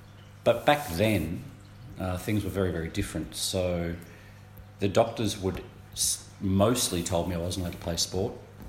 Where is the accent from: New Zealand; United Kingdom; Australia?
Australia; Sale, Victoria; No, I was born in Sale.